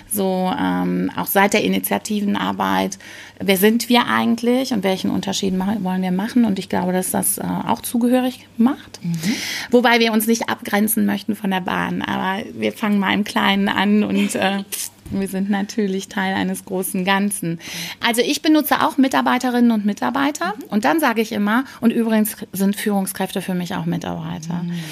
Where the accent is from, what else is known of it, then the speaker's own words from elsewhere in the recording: Rhineland, Germany; ich komme aus dem Rheinland, bin hier in Hessen und ähm, ich genieße die Zugfahrt insbesondere und für jeden Kilometer, den ich meiner Heimat näher komme.